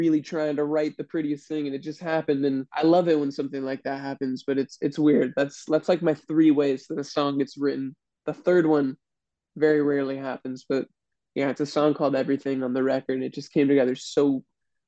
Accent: California, United States; I was born and raised in California

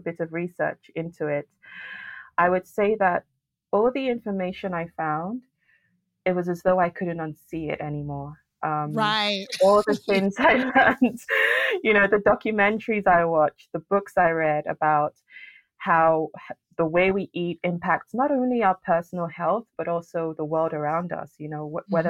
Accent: Lagos, Nigeria; also born or lived in France; now in United Kingdom; I was actually born and raised in Nigeria, in Lagos City.

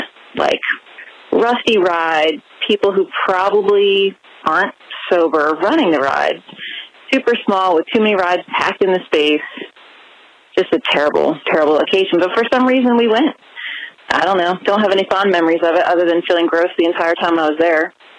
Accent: Haddonfield, New Jersey, United States; also born or lived in Glassboro, New Jersey; I am from Haddonfield, Glassboro area. Moved back and forth

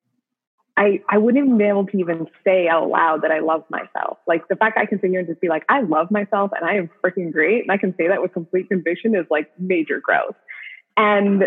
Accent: Canada; I'm from Canada as well.

